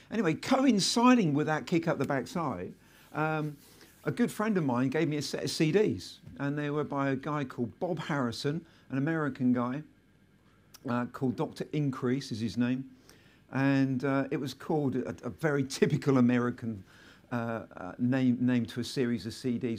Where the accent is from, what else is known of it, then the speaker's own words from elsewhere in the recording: Selsey, South East England, United Kingdom; my hometown, which is Selseybill in West Sussex